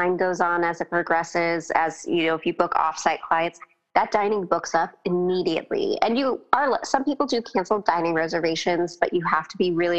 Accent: Orange County, California, United States; growing up in Orange County

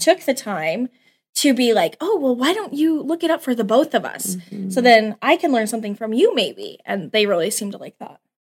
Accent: Cheyenne, Wyoming, United States; moved away as an adult; also born or lived in Laramie, Wyoming; now in Scottsbluff, United States; I'm from Cheyenne, born and raised.

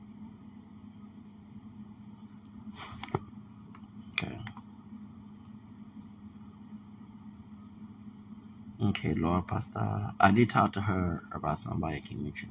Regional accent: Houston, Texas, United States; I'm from Houston, Texas

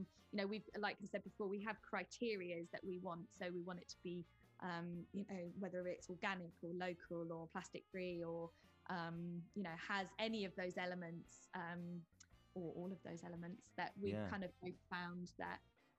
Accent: United Kingdom; it's funny for me being a British woman coming back to the UK kind of as an adult and sort of seeing how British people live was quite interesting

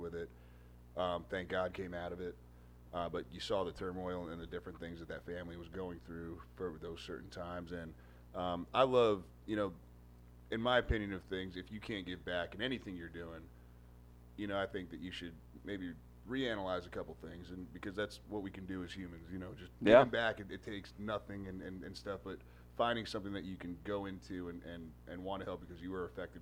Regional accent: New Jersey, United States; also born or lived in Arizona; now in Tennessee, United States; I'm a Jersey guy. I'm from New Jersey.

